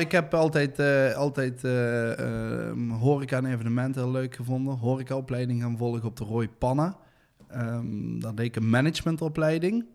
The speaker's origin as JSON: {"language": "Dutch", "town": "Deurne", "region": "North Brabant", "country": "Netherlands", "tie": "born or raised there", "said": "daar ben ik opgegroeid in, in de sint Joseph parochie bij de atletiekbaan"}